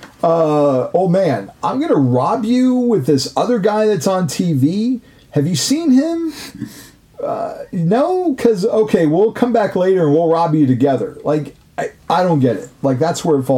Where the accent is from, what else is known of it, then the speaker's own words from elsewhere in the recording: West Coast, United States; growing up on the West Coast